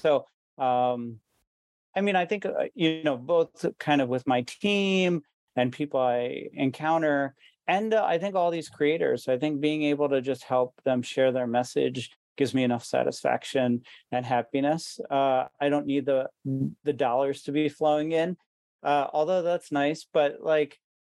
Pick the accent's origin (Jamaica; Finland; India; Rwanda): India; even though I am Indian